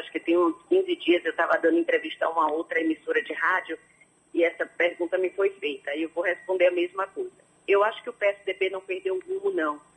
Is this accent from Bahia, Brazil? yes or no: yes; Salvador, Bahia, Brazil; eu nasci em Salvador